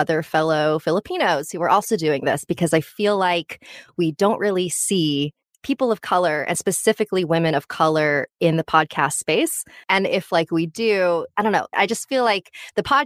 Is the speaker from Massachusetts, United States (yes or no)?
no; Camarillo, California, United States; also born or lived in Los Angeles, California; I grew up in a pretty small town called, not that small. It's Camarillo.